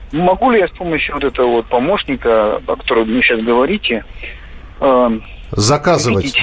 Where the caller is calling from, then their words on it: Krasnoyarsk, Krasnoyarsk Krai, Russia; я из Красноярска звоню